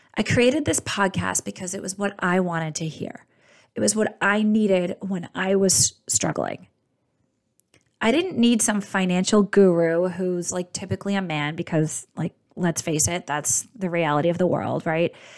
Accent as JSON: {"language": "English", "area": "outside Boston", "region": "Massachusetts", "country": "United States", "tie": "born or raised there", "said": "I grew up outside Boston in a very blue collar household"}